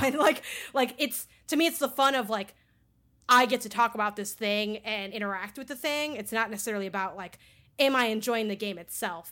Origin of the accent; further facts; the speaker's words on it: Chicago, Illinois, United States; I grew up in Chicago and I went to school on the north side, like, downtown-ish, and I lived in the south side